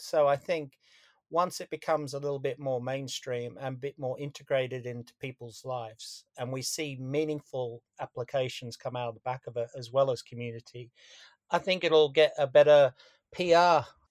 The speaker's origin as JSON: {"language": "English", "country": "Australia", "moved": "yes", "said": "I'm Australian originally"}